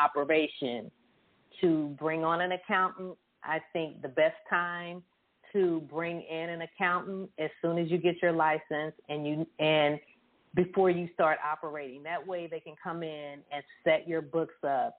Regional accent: Dallas, Texas, United States; I grew up with my cousins directly across from Love Field

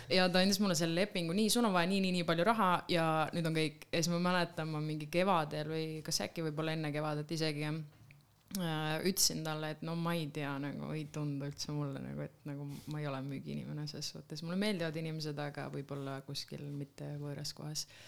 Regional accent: Lääne-Viru County, Estonia; tulen Lääne-Virumaalt

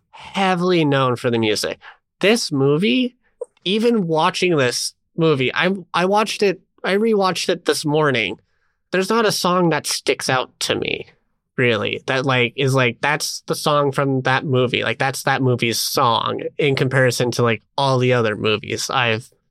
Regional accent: United States; I mean, I am an American, and I was just like, is Oakland really that that far?

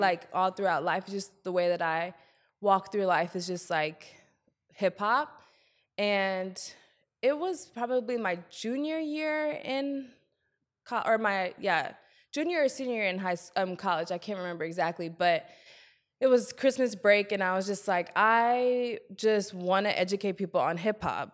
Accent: Columbia, South Carolina, United States; also born or lived in Germany; Then we moved to Columbia, South Carolina. That's basically where I spent all my youth

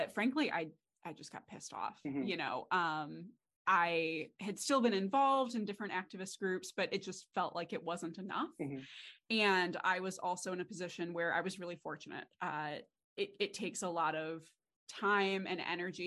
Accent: Redford, Michigan, United States; I grew up in Redford, which is just outside of Detroit

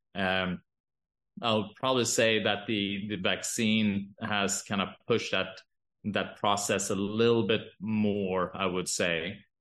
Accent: Sweden; now in Boise, United States; I'm, I'm from Sweden

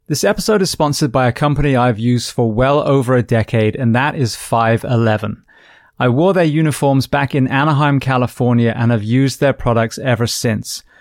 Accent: United Kingdom; coming from the U K

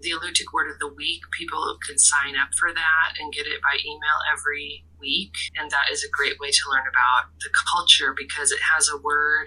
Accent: Kodiak, Alaska, United States; also born or lived in Larsen Bay, Alaska / Rhode Island (Brown University); I grew up both in Larson Bay and here in Kodiak

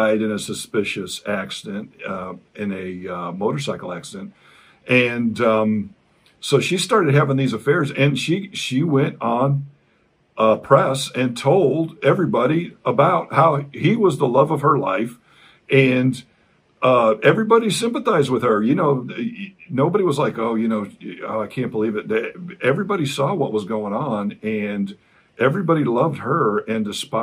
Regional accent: United States; As an American

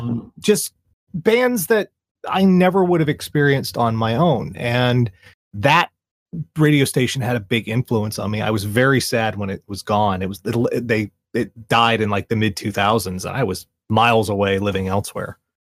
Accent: Charleston, South Carolina, United States; here in my hometown of Charleston

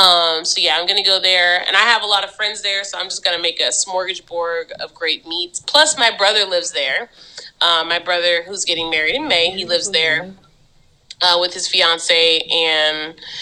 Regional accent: Memphis, Tennessee, United States; I'm from Memphis

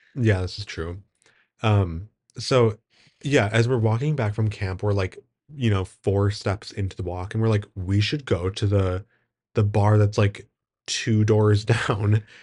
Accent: Wisconsin, United States; I'm from Wisconsin

